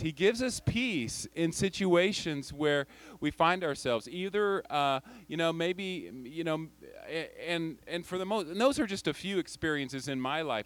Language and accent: English; United States; moved away as an adult; also born or lived in Tajikistan; as an American living overseas